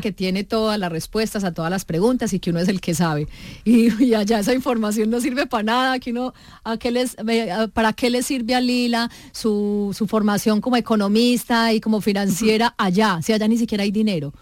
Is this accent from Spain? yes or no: no; Medellín, Antioquia, Colombia; yo también soy de Medellín